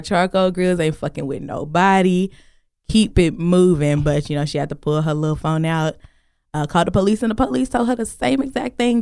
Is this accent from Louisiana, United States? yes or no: no; Crowley, Texas, United States; I grew up in Crowley